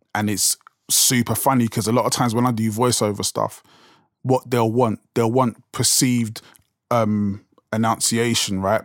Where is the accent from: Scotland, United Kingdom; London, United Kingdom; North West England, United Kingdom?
London, United Kingdom; accent: South London; it's so, like, South London accent strong